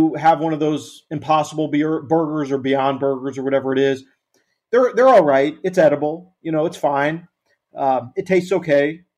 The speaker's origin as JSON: {"language": "English", "region": "Arkansas", "country": "United States", "moved": "yes", "said": "I'm from Arkansas originally. Go there every now and then to visit family"}